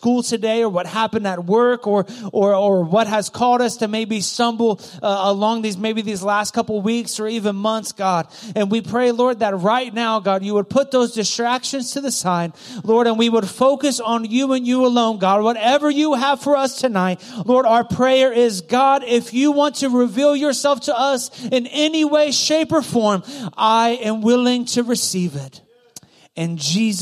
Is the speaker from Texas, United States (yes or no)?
no; Goshen, Ohio, United States; also born or lived in Loveland; Loveland's kind of bougie from where I grew up. I grew up next to Loveland. Okay, Goshen.